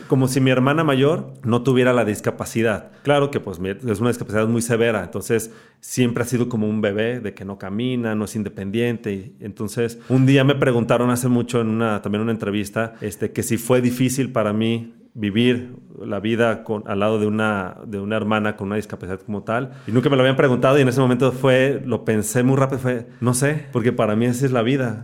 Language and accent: Spanish; Guadalajara, Jalisco, Mexico; Soy tapatío